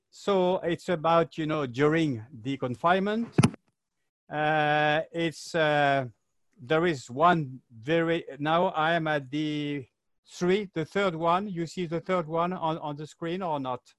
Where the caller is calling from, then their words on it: Paris, Île-de-France, France; I'm talking from Paris, that is very chic